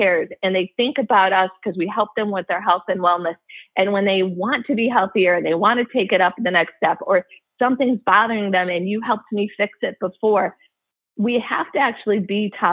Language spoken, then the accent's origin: English; Midwest, United States; I went to Michigan. Yes, I'm from the Midwest